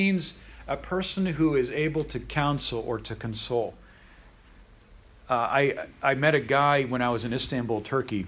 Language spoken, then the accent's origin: English; Pennsylvania, United States; I'm from Pennsylvania.